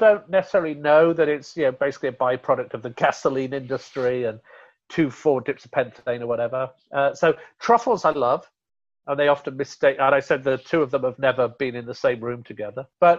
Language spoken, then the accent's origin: English; India; And so even though I'm from India, I don't get people going, I just want to eat something so hot it's going to burn my mouth, because Indian food isn't like that.